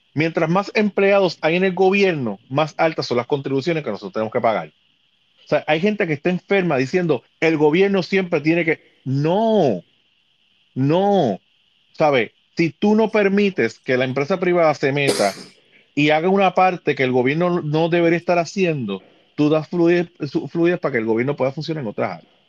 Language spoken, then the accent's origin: Spanish; Puerto Rico; como, como puertorriqueño